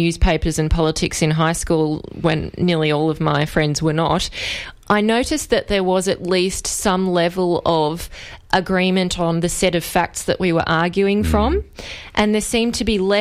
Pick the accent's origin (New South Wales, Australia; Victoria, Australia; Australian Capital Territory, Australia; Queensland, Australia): Victoria, Australia; I come from Corangamite